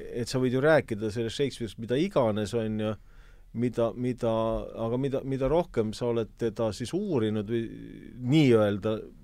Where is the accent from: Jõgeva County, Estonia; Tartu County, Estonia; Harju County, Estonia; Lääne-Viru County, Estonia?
Harju County, Estonia; Kehra; moved away; mina tulin Kehrast